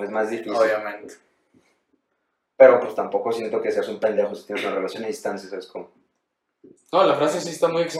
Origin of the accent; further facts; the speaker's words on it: Sonora, Mexico; no mames, güey, yo también soy de Sonora.